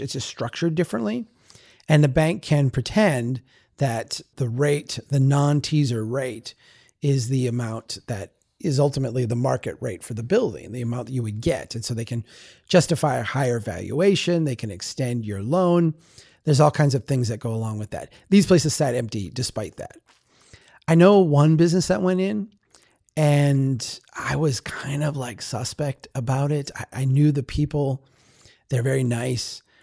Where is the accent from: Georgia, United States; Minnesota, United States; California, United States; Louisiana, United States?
Minnesota, United States; Baxter; also born or lived in Brainerd, Minnesota; I live in Brainerd today. I grew up in Baxter